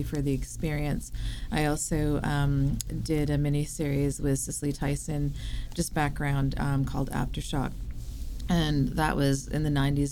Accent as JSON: {"language": "English", "town": "Vancouver", "region": "British Columbia", "country": "Canada", "tie": "born or raised there", "said": "Where I'm from? Born and raised in Vancouver."}